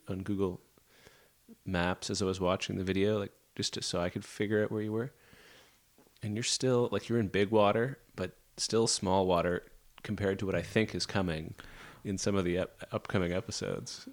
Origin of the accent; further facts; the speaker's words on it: Nova Scotia, Canada; I'm from Nova Scotia